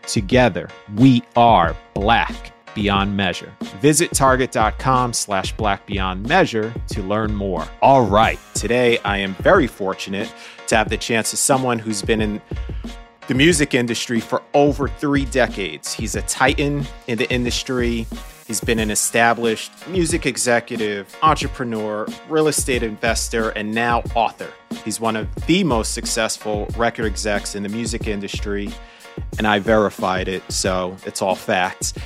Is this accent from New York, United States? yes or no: yes; New York City, New York, United States; I was born and raised in New York City